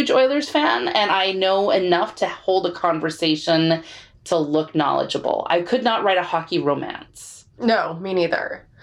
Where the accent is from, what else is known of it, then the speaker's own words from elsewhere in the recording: Texas, United States; I'm Texan.